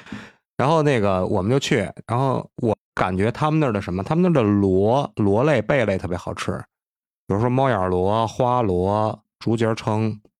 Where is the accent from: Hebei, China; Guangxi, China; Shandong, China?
Hebei, China; Tangshan; 我们唐山这边海边盛产一种蛤，叫毛蛤